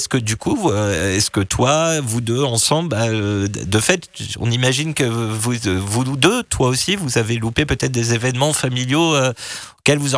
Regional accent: Saint-Étienne, Auvergne-Rhône-Alpes, France; Moi, je suis de Saint-Étienne, dans la Loire.

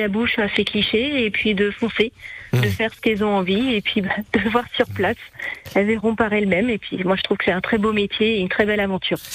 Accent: Angers, Pays de la Loire, France; je suis de Angers, dans le Maine-et-Loire

